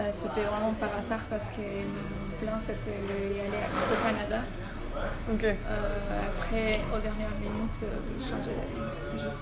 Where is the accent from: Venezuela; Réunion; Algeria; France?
Venezuela; Caracas, Capital District; moved away as an adult; now in Belgium; Alors, on, vient de Venezuela, de Caracas précisément. Et ça fait 8 ans, plus ou moins, qu'on est en Belgique.